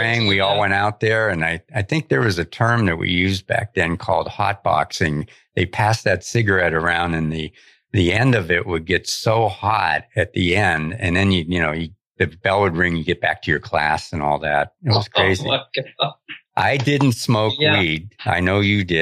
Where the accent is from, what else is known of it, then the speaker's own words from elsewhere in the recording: Erie, Pennsylvania, United States; now in Maui, United States; We're both from Pennsylvania. I grew up over in Erie, PA